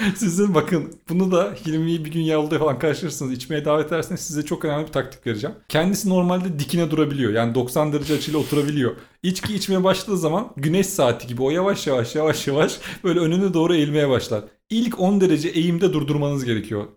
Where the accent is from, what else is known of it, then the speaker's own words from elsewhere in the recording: Turkey; moved away as an adult; also born or lived in Czech Republic; memleketimdeki arkadaşları bulmam zor